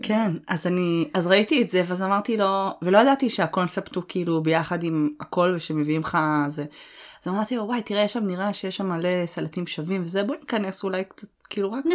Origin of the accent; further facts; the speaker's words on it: Northern Israel, Israel; moved away as an adult; אני צפונית